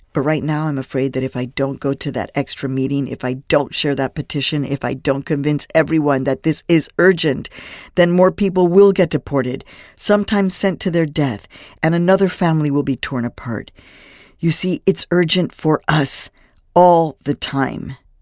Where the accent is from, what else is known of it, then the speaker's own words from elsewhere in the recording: Phoenix, Arizona, United States; moved away; also born or lived in Mexico; from ages five to eighteen, I grew up in Phoenix, Arizona